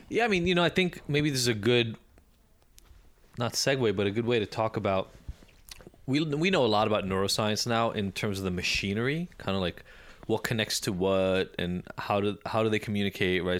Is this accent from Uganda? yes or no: no; Israel; moved away; also born or lived in Chicago, United States; growing up in Israel